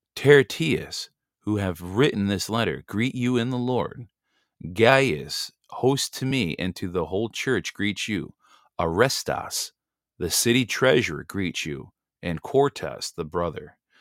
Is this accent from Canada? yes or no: no; United States; we're just simply Americans. We're American nationals by birth